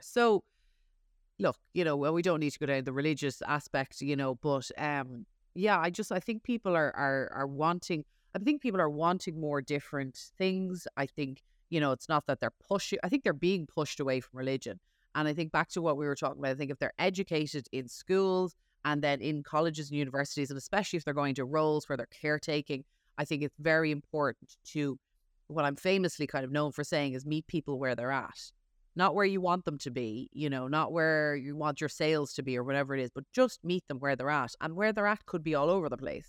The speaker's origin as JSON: {"language": "English", "country": "Ireland", "tie": "born or raised there", "moved": "yes", "lives_now": "New York, United States", "said": "I was raised Catholic in Ireland."}